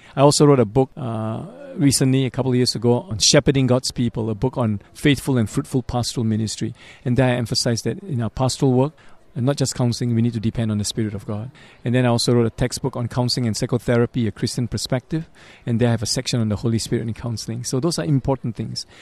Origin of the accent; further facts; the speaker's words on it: Singapore; moved away as an adult; also born or lived in Montreal; I'm originally from Singapore